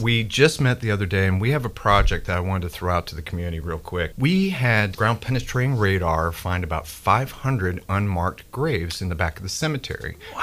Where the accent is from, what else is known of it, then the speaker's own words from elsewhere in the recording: Memphis, Tennessee, United States; growing up in Memphis